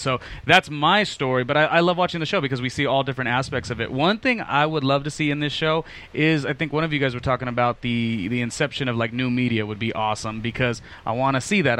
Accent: Los Angeles, California, United States; also born or lived in Las Vegas; I grew up in Los Angeles my entire life

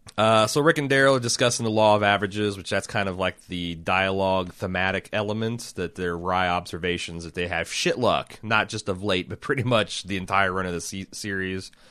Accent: Indianapolis, Indiana, United States; we're releasing these from Southwest Indianapolis

